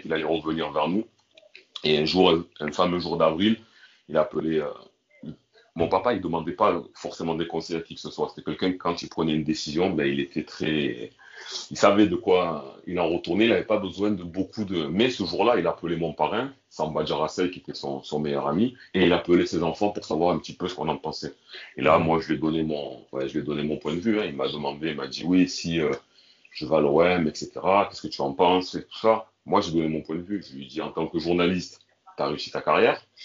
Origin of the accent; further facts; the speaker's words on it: Marseille, Provence-Alpes-Côte d'Azur, France; j'ai grandi à Marseille